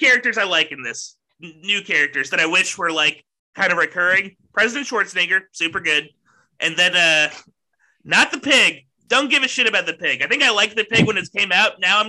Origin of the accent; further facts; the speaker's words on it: Texas, United States; I'm from Texas